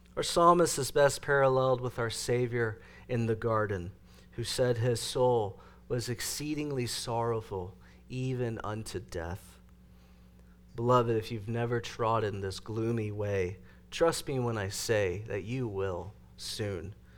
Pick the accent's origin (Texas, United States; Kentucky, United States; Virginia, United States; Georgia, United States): Texas, United States; East; moved away; also born or lived in Dallas; my hometown in East Texas